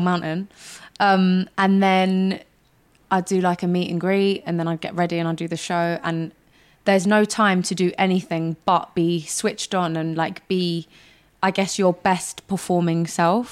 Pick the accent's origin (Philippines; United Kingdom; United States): United Kingdom; London; I'm a girl from North London